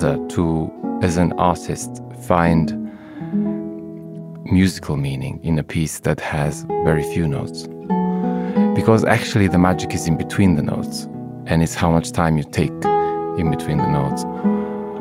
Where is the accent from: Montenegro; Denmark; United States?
Montenegro; now in London, United Kingdom; I come from Montenegro, this amazingly beautiful little country in the Balkans. It used to be part of the big Yugoslavia. And at the time when I was growing up, that Yugoslavia was sadly separating